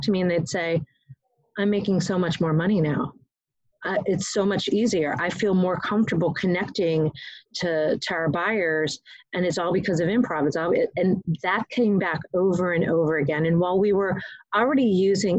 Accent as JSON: {"language": "English", "town": "Chicago", "region": "Illinois", "country": "United States", "tie": "born or raised there", "moved": "yes", "lives_now": "Myrtle Beach, United States", "said": "I'm from Chicago originally"}